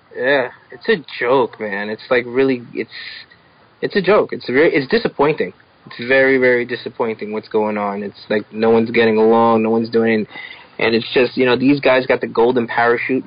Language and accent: English; New York City, New York, United States; growing up in New York City in the 80s